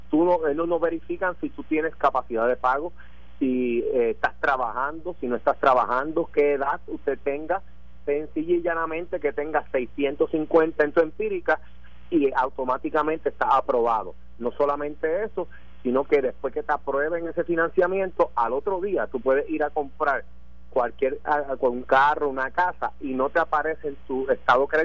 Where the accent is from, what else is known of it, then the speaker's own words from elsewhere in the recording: Mayagüez, Puerto Rico; soy yo. Pues estamos ya a su disposición aquí en Mayagüez.